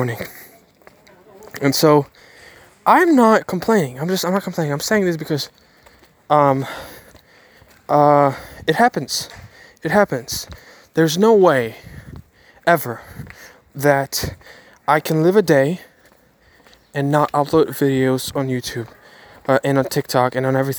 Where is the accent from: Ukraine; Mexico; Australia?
Ukraine; I'm from Ukraine